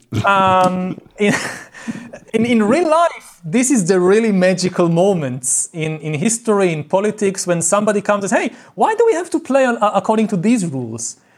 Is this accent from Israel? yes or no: yes; Israel; I grew up in Israel